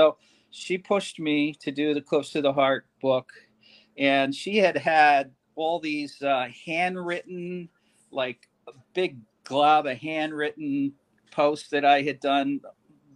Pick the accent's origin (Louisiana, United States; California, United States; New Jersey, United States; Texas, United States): New Jersey, United States; moved away; I'm from New Jersey and everything's a big show